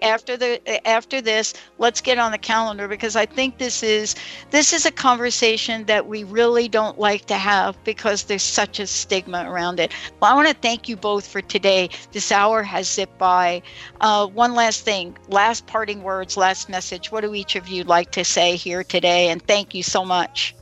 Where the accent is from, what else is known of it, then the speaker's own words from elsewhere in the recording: New York, United States; I grew up in New York.